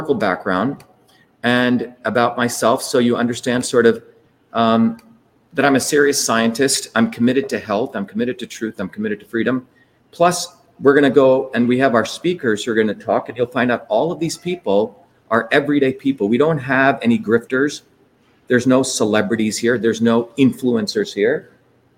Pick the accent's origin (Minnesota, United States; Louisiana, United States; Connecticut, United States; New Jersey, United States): New Jersey, United States; also born or lived in Bombay, India; I grew up in New Jersey where there were everyday working people